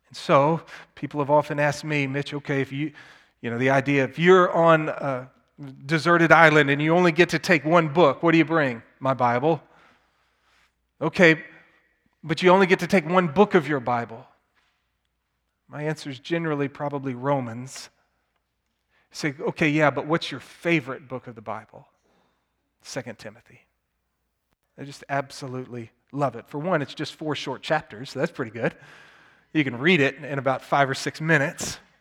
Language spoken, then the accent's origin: English; Plano, Texas, United States; I grew up in Plano, Texas